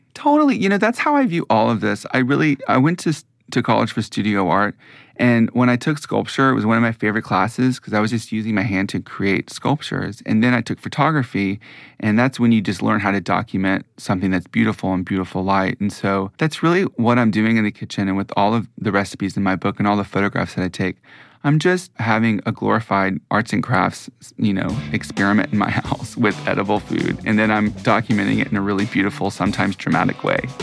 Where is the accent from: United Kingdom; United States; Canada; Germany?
United States; Mississippi; moved away; also born or lived in New York; I'm from Mississippi, that has strongly influenced, you know, the food that I grew up eating